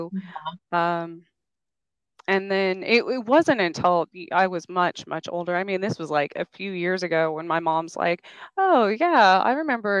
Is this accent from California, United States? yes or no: no; New Mexico, United States; now in Kansas, United States; I grew up in New Mexico. I was born outside of Roswell